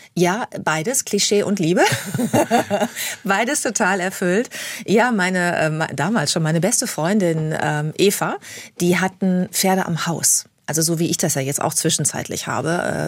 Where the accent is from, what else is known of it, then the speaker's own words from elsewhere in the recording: Bad Lippspringe, North Rhine-Westphalia, Germany; moved away; also born or lived in Hamburg; Ich bin sehr ländlich aufgewachsen in Bad Lippspringe, das ist bei Paderborn, in Ostwestfalen am Teutoburger Wald.